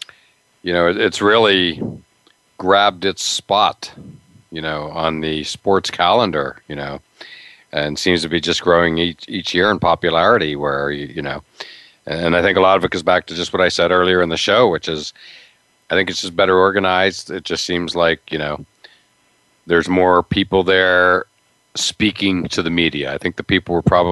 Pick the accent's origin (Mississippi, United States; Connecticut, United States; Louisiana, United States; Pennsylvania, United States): Pennsylvania, United States; I grew up in Pennsylvania, when I grew up, you know, Western PA was among the kings of, you know, high school football